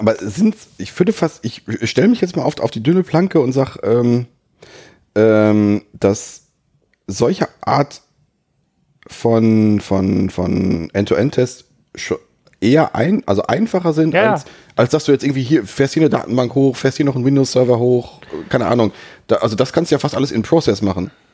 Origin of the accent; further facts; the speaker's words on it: Germany; from, from the Germany